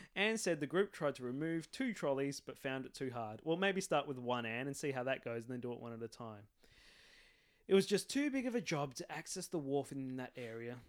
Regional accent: Adelaide, South Australia, Australia; also born or lived in Port Augusta; I was born in Adelaide

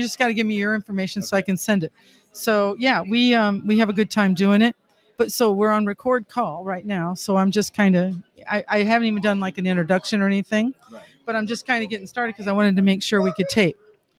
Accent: Wisconsin Rapids, Wisconsin, United States; I came from Wisconsin Rapids area, which is crazy.

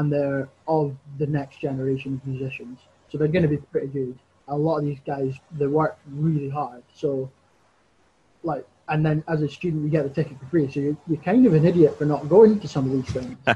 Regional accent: Crieff, Scotland, United Kingdom; I'm from Creef

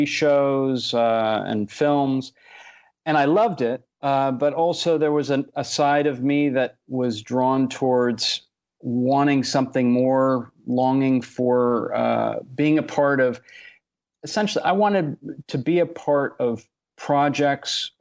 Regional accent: Bay Area, California, United States; moved away as an adult; also born or lived in Los Angeles; I grew up in the Bay Area

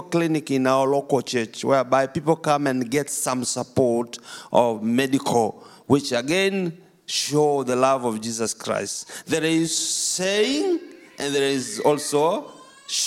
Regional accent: Tanzania; I come from Tanzania, East Africa, where Kilimanjaro and Serengeti is

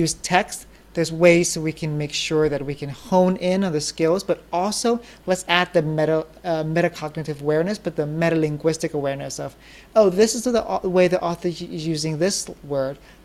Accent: United States; When I grew up in America, coming up

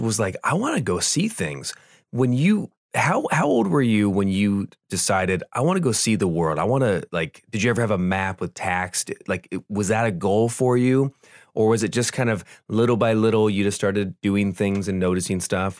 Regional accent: Southern California, United States; we grew up in Southern California

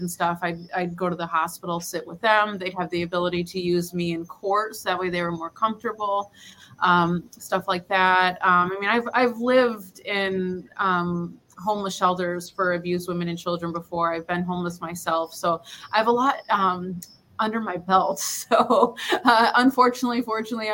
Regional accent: Detroit, Michigan, United States; moved away as an adult; also born or lived in Fort Hood, Texas; now in San Juan del Sur, Nicaragua; grew up in Detroit, Michigan

